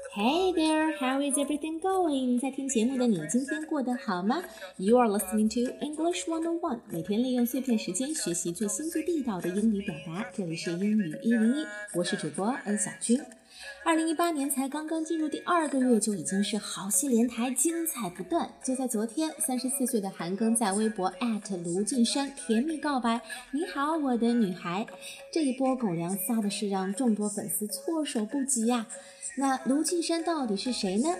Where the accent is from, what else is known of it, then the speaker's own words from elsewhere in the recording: China; 这就是我们中国人的老话，积跬步以至千里。